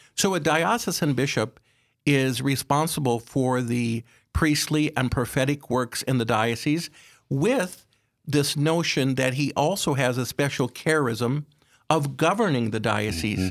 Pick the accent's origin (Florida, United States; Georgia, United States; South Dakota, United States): South Dakota, United States; Aberdeen; I was raised in Aberdeen, uh, one of, uh, six children